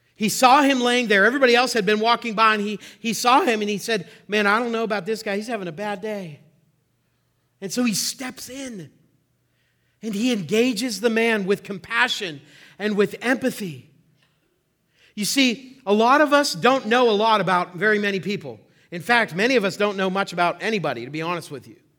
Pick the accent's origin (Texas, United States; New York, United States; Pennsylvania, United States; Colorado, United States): Pennsylvania, United States; Oil City; I was born in Oil City, uh, about thirty-five years ago.